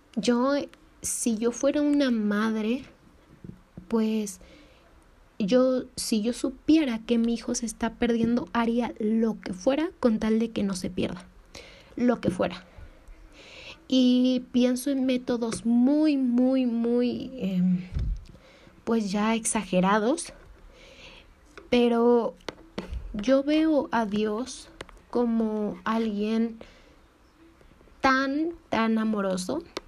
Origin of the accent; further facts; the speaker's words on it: Mexico; soy de México